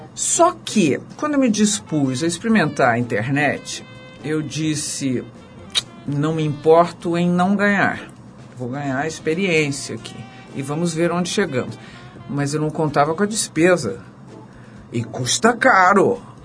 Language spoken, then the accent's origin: Portuguese; Brazil; now in São Paulo, Brazil; eu que sou caipira do interior